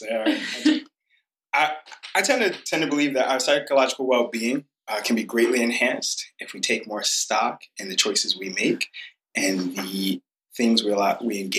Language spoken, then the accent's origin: English; New York City, New York, United States; I was born and raised in the Bronx. I don't currently live in the Bronx though.